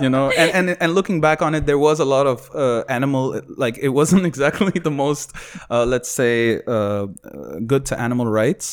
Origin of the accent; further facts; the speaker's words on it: Sharjah, United Arab Emirates; growing up in Sharjah